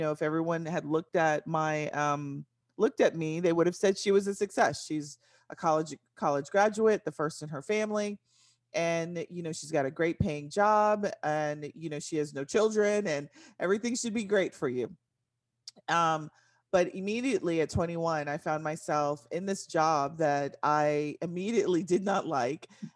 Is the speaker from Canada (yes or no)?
no; San Antonio, Texas, United States; moved away as an adult; now in Dallas-Fort Worth, United States; I am from San Antonio, Texas, moved to the Dallas-Fort Worth area after I graduated school in 1995